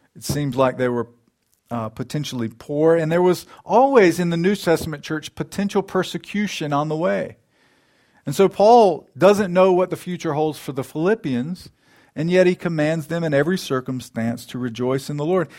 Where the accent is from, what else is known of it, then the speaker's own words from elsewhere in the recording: United States; we as American Christians